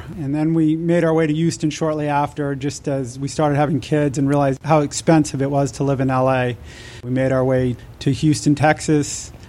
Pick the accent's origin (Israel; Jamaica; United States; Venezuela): Israel; born there; Yeah, so I was born in Israel. I'm an Israeli citizen. I don't like to tell people that because I don't speak Hebrew. So it's kind of embarrassing. My parents were Americans who